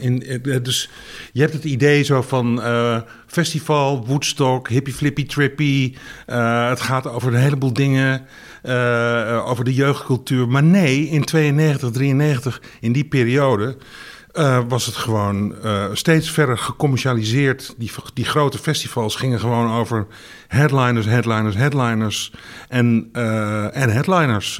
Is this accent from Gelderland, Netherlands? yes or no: no; Groningen area, Netherlands; ik kom uit Groningen, eh, uit de omgeving van Groningen.